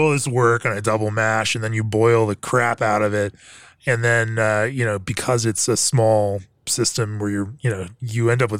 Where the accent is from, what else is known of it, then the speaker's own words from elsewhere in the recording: Winter Park, Florida, United States; You know what? I grew up in Winter Park, Orlando, Florida, and we had a Barney's coffee and tea.